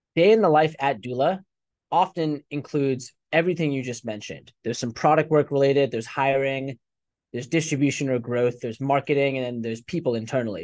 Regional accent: United States; also born or lived in England / India (ancestry); when I was six years old, they decided to immigrate to the U S.

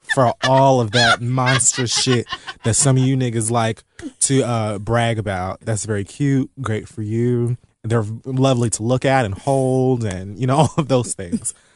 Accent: Miami, Florida, United States; now in New York, United States; being from Miami

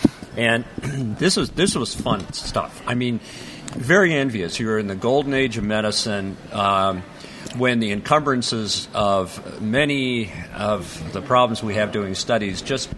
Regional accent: Colorado, United States; growing up in Colorado, I can tell you, Utah was the place we vacationed.

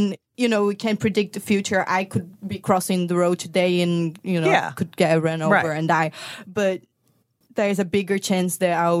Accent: Brazil; moved away; I'm from Brazil

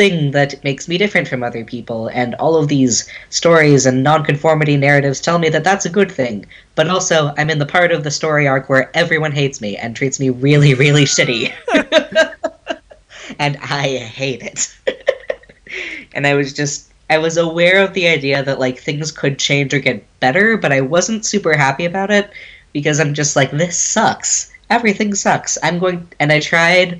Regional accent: Dallas, Texas, United States; moved away as an adult; now in Washington, D.C., United States; I'm originally from Dallas-Fort Worth, and I moved up to D.C. for work

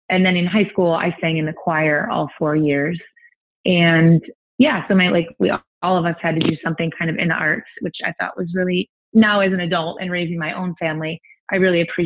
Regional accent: Toledo, Ohio, United States; also born or lived in Milwaukee, Wisconsin; we were in South Toledo where I grew up since I was five, went to the same school since third through 12th grade

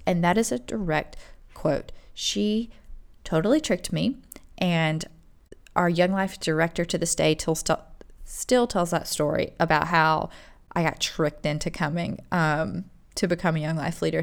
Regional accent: Rock Hill, South Carolina, United States; we had an amazing liberal arts university, uh, Winthrop University in our town also

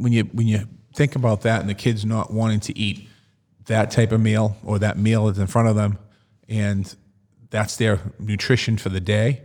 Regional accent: Boston, Massachusetts, United States; as a kid growing up in Dorchester

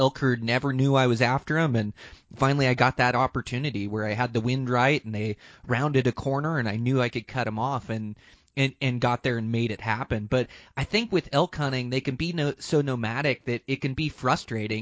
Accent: Montana, United States; my home state of Montana

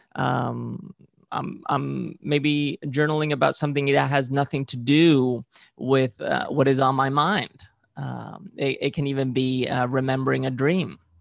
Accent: Valencian Community, Spain; I grew up in Spain and, uh, specifically in, in the region of Valencia.

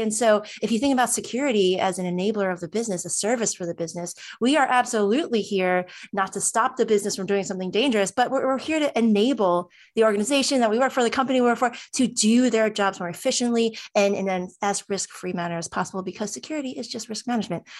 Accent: New Jersey, United States; I'm from New Jersey

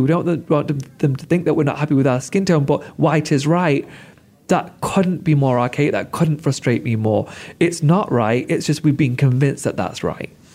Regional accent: United Kingdom; I'm such a proud Brit

